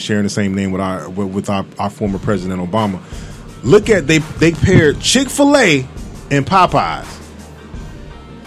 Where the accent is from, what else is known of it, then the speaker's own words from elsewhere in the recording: Fort Lauderdale, Florida, United States; I'm from Fort Lauderdale